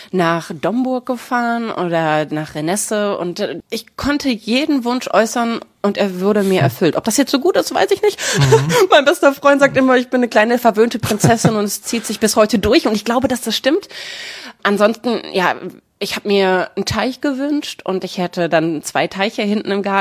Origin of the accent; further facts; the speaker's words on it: Herne, North Rhine-Westphalia, Germany; Ja, ich habe in Herne gewohnt.